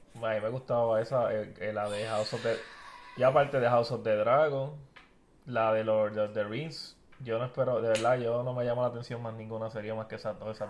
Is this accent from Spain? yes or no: no; Puerto Rico